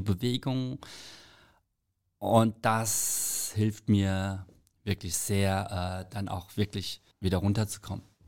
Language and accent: German; South Korea; also born or lived in Frankfurt; now in Germany; Als Koreaner